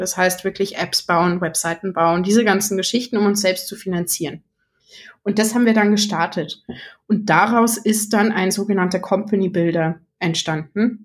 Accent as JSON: {"language": "German", "town": "Munich", "region": "Bavaria", "country": "Germany", "said": "bin aus München"}